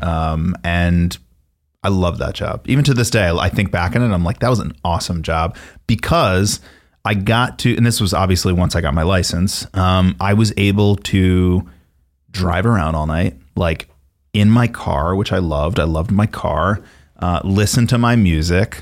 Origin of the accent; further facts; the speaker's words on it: Miller Place, New York, United States; I grew up on Long Island in a town called Miller Place